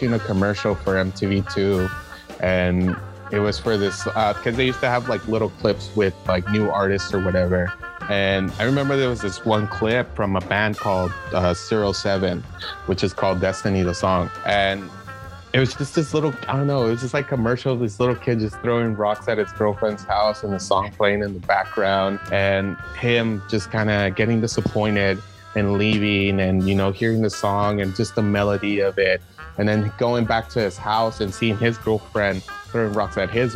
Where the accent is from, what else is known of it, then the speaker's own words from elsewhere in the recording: San Diego, California, United States; growing up in Barrio Logan